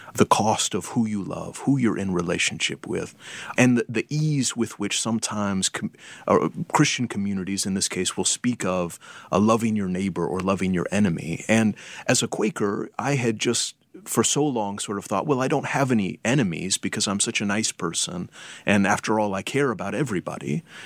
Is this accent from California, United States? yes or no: yes; Berkeley, California, United States; I was um, raised in Berkeley, California